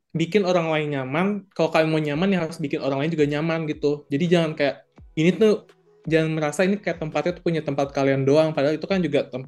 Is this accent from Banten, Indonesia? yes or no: yes; Tangerang, Banten, Indonesia; Jadi kalau misalnya kalau dari kota gue tuh kan Tangerang, itu masih oke okay lah, lumayan agak sepi, tapi tetap rame.